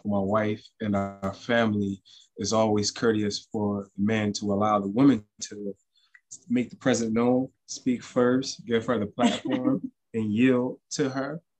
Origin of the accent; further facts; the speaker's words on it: New Jersey, United States; I would say that I'm from New Jersey, except for that would be a misnomer